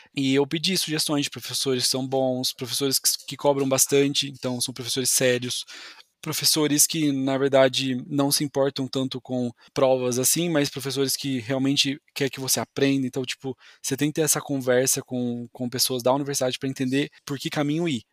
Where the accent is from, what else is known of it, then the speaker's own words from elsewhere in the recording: São Paulo, Brazil; moved away; also born or lived in Florianópolis, Santa Catarina; eu sou originalmente aqui do estado de São Paulo